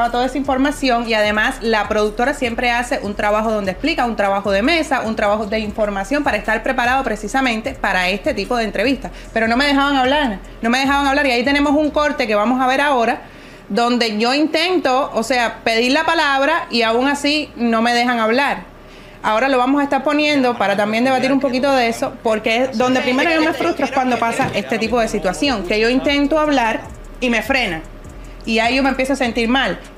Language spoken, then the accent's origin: Spanish; Cuba; moved away as an adult; Porque soy cubana y porque viví en Cuba hasta los 21 años.